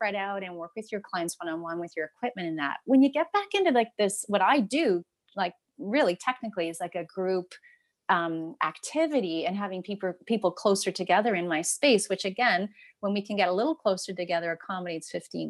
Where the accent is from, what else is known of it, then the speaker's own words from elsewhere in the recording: Ancaster, Ontario, Canada; I grew up in Ancaster. I live in Westdale